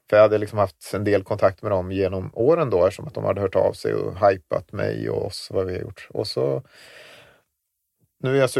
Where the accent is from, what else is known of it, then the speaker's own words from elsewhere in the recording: Gotland, Sweden; Att när kommer de på mig att jag är en bloggare från Gotland?